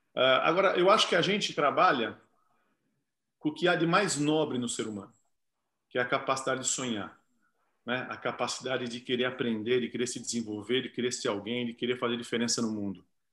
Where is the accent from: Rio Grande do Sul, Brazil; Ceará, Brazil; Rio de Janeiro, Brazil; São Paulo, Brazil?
São Paulo, Brazil; Sorocaba; eu sou de Sorocaba, meu pai, meu pai é diretor da escola